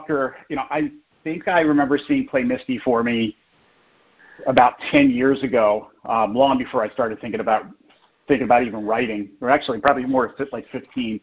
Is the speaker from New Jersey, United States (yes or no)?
yes; New Jersey, United States; I grew up in New Jersey, so I was right across the river from Philly